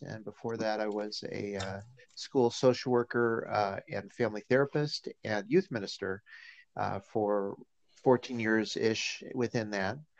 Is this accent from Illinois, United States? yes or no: yes; Chicago, Illinois, United States; I grew up uh, in and around Chicago